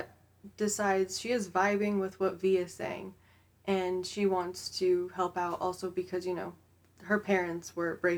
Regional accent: United States; we're American

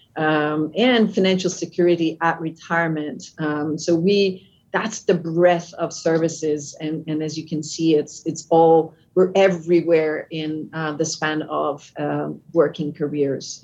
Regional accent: Canada; accent: French with a bit of an American English; English is a second language; now in United States; I'm French Canadian. Uh, that's so the accent is French with a bit of an American English

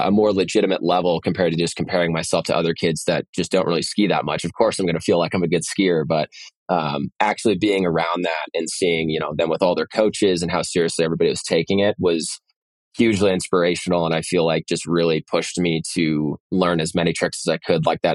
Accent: San Francisco, California, United States; I grew up in San Francisco

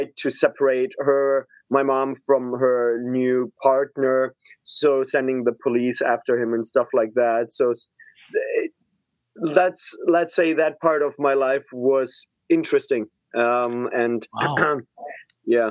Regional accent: Pforzheim, Baden-Württemberg, Germany; I'm originally from Germany. So I was born in Pforzheim, which is close to Stuttgart in the south of Germany.

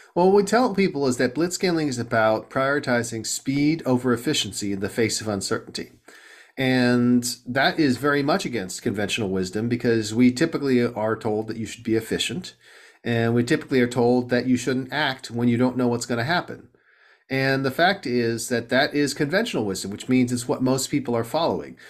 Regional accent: Southern California, United States; moved away as an adult; also born or lived in East Coast; now in Silicon Valley, United States; I grew up in Southern California

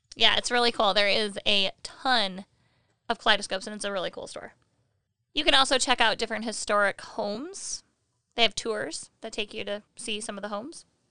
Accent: Michigan, United States; We're from Michigan, and we have Frankenmuth

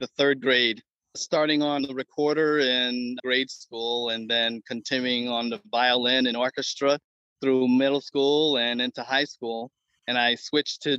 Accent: Detroit, Michigan, United States; I grew up in Detroit

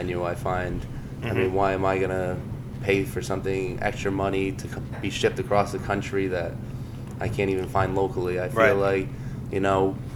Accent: Berkshire County, Massachusetts, United States; moved away as an adult; now in New York City, United States; growing up in the Berkshires, I got to meet a lot of the like small farmers

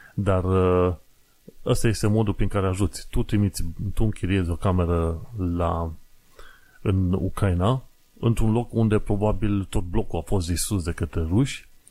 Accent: Romania

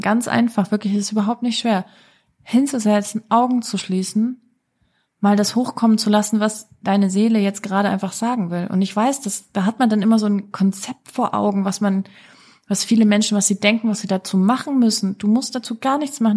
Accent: Germany; moved away; ich komme aus Deutschland, ich weiß, wie wir Deutschen ticken.

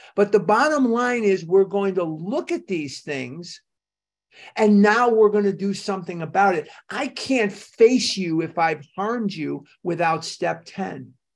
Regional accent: Chicago, Illinois, United States; I was a kid growing up in Chicago

